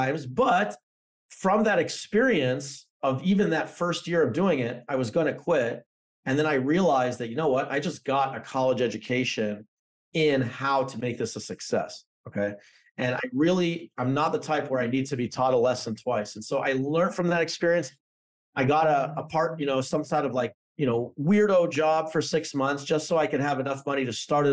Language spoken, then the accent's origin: English; Toronto, Ontario, Canada; moved away as an adult; also born or lived in New Jersey; So I'm from Canada. I grew up in Toronto.